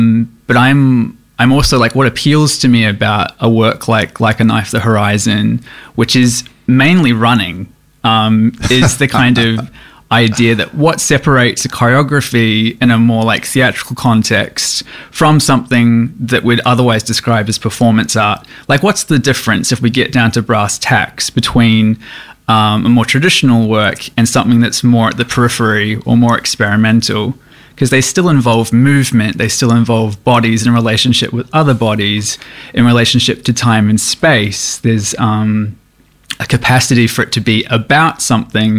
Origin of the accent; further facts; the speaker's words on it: New Zealand; moved away as an adult; now in Melbourne, Australia; I'm from Aotearoa, New Zealand originally, and I trained as a contemporary dancer back home in New Zealand. I moved to Melbourne in mid-2019 to pursue my PhD.